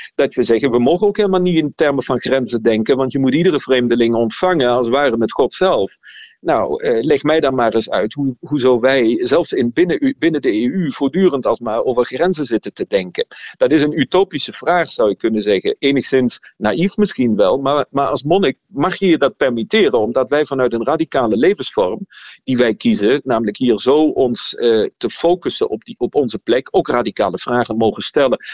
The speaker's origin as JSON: {"language": "Dutch", "country": "Germany", "tie": "born or raised there", "also_born_or_lived": "Nijmegen, Netherlands", "moved": "as an adult", "lives_now": "Leuven, Belgium", "said": "vanuit Duitsland, waar ik opgegroeid ben, ben ik in Nederland theologie gaan studeren"}